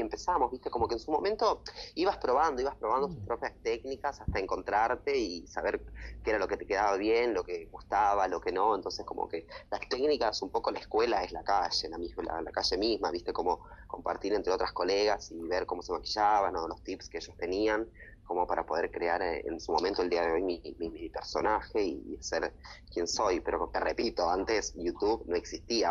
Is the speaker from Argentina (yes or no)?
yes; Tucumán, Argentina; moved away as an adult; now in Buenos Aires, Argentina; mis raíces que son de Tucumán, que es la gente que me apoya, que está siempre y es de donde yo soy